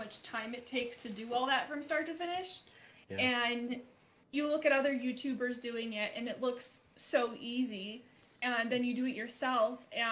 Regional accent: Michigan, United States; moved away as an adult; now in Las Vegas, United States; I'm initially from Michigan, but I've been living in Las Vegas for the past 11 years

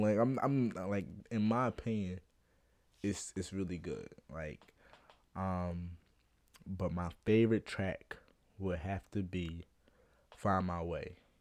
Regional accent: Philadelphia, Pennsylvania, United States; I'm from Philly

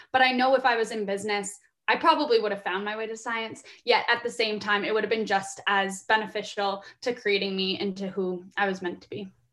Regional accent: Guelph, Ontario, Canada; moved away as an adult; also born or lived in Vancouver; I'm from Guelph, Ontario, here in Canada

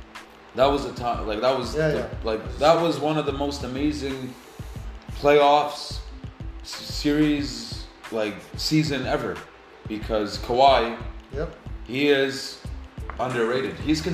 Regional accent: Alberta, Canada; I'm from Alberta

